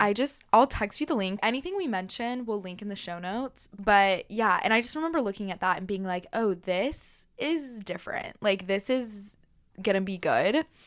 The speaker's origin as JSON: {"language": "English", "region": "Texas", "country": "United States", "said": "As a Texan, I have been wearing cowboy boots my whole life"}